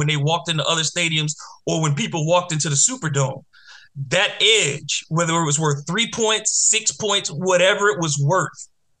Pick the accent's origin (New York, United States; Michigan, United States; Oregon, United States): Michigan, United States; Detroit; the Lions that that's my hometown team. I grew up watching the Lions.